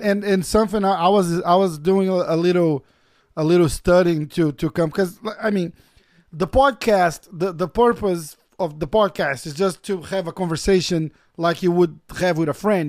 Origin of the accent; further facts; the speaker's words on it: Brazil; moved away; we we both Brazilians. I'm I'm from Brazil as well